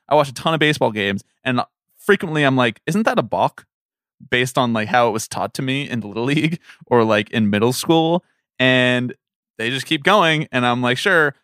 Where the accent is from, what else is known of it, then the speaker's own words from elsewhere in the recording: Philadelphia, Pennsylvania, United States; moved away as an adult; also born or lived in Washington; I was born in Washington. I grew up in Philadelphia.